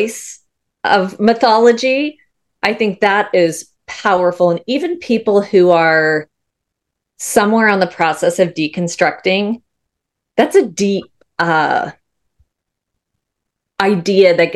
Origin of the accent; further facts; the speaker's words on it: Texas, United States; I'm from Texas